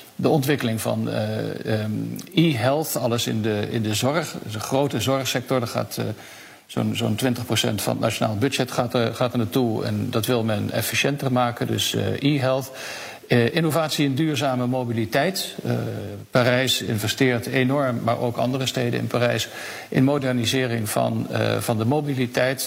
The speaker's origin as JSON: {"language": "Dutch", "country": "Netherlands", "moved": "as an adult", "lives_now": "Paris, France", "said": "als Nederlanders"}